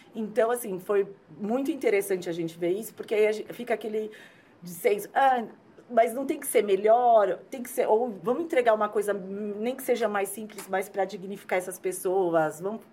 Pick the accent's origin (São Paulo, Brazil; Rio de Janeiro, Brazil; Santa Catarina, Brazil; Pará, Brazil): São Paulo, Brazil; eu sou de São Paulo